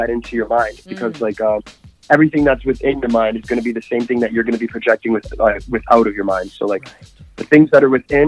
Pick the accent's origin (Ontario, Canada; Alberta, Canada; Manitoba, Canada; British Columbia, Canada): Alberta, Canada; Edmonton; here in my hometown